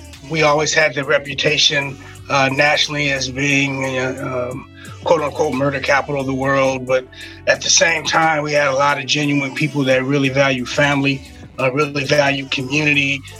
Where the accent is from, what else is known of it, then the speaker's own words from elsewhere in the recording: Detroit, Michigan, United States; moved away as an adult; now in California, United States; I love growing up in Detroit. You know, I've lived on a couple different sides of town, mostly on the west side.